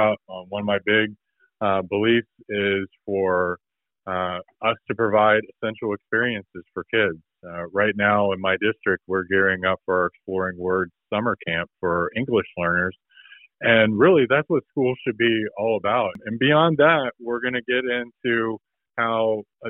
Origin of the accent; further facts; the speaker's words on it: Southwest Ohio, United States; I'm from Southwest Ohio, lived here my whole life.